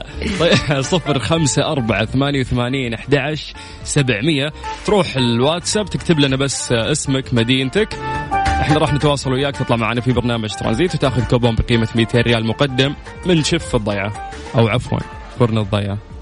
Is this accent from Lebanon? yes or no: no; Saudi Arabia; عندنا في المملكة